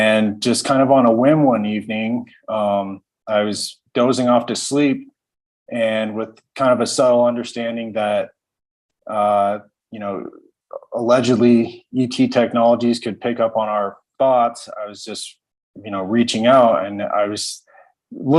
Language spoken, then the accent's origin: English; Fort Collins, Colorado, United States; I was born and raised in Fort Collins